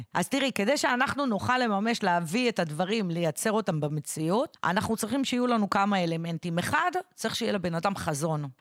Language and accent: Hebrew; Israel; נולדתי במדינת ישראל